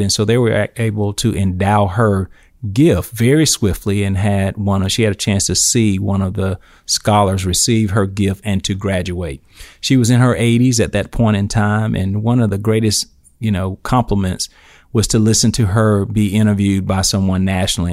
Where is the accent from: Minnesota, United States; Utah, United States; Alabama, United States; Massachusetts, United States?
Alabama, United States; Eufaula; I grew up in Eufaula, Alabama, uh, Barber County